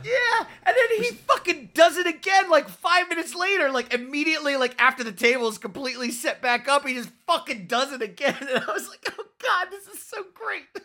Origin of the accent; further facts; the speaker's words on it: Florida, United States; I'm from Florida